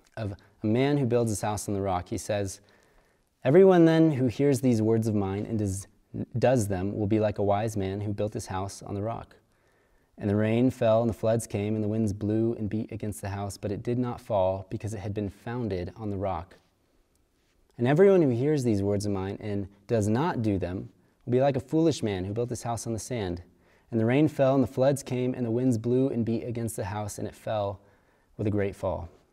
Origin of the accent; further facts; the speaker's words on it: Kansas, United States; I'm from Kansas